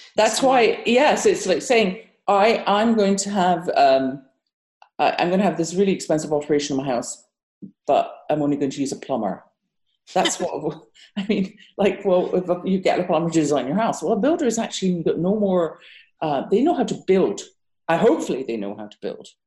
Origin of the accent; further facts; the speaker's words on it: United Kingdom; moved away as an adult; also born or lived in Japan / Bahrain / Abu Dhabi; now in Massachusetts, United States; as you can hear from my accent, I'm not from America. I'm British